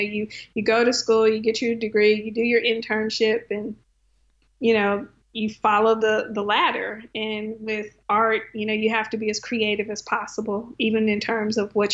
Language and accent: English; Conroe, Texas, United States; moved away as an adult; also born or lived in Arkansas; grew up in Conroe, Texas, which is 45 miles north of Houston